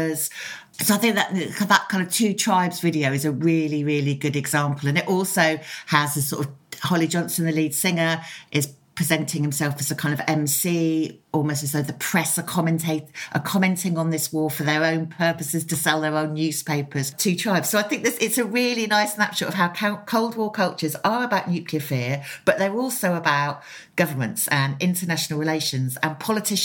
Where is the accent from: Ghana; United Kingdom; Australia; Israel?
United Kingdom; Oxford, South East England; I grew up in Oxford, which is just near to Upper Heyford and Greenham Common.